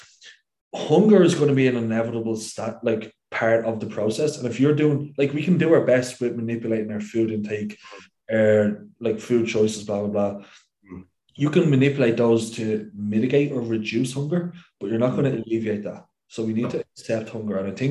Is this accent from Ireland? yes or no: yes; Ireland; as an Irishman